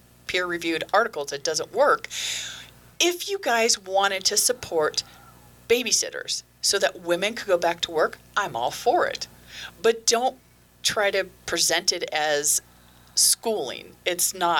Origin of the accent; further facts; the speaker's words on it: Los Angeles, California, United States; I grew up in Los Angeles